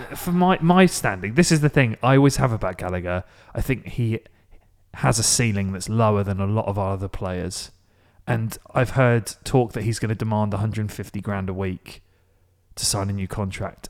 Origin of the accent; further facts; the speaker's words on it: Maidstone, South East England, United Kingdom; my hometown is Maidstone